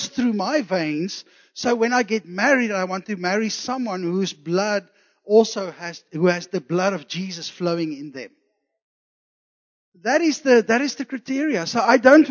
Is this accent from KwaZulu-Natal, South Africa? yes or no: yes; Zululand, KwaZulu-Natal, South Africa; I was born in Zululand, so I have some Zulu blood in me